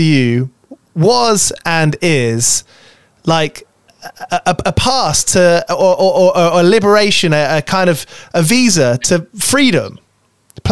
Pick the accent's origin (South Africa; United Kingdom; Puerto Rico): United Kingdom; London; growing up in London